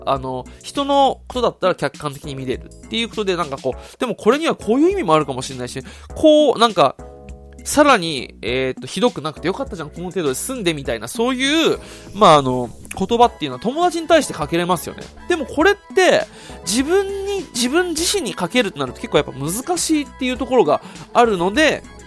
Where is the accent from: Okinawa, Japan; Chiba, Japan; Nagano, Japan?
Okinawa, Japan; now in Saitama, Japan; 地元沖縄に帰るんで